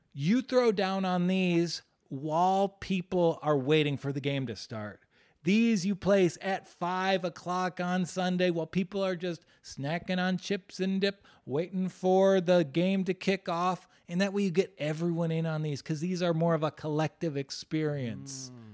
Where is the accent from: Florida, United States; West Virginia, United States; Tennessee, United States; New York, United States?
West Virginia, United States; West Virginia, my home state